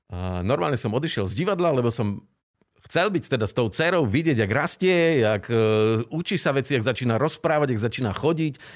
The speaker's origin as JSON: {"language": "Slovak", "town": "Prešov", "region": "Prešov Region", "country": "Slovakia", "also_born_or_lived": "Bratislava / Trnava / Žilina", "moved": "yes", "said": "ja som z Prešova, manželka z Moravy, a, nemáme tu starých rodičov."}